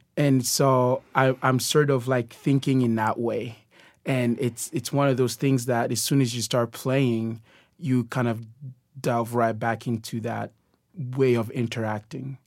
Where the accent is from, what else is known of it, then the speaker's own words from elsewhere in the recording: DR Congo; moved away; I am originally from the Democratic Republic of Congo